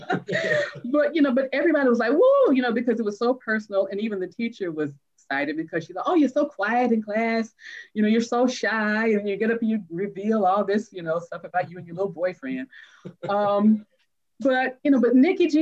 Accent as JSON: {"language": "English", "town": "Atlanta", "region": "Georgia", "country": "United States", "tie": "born or raised there", "said": "I grew up in Atlanta, you know, predominantly Black schools"}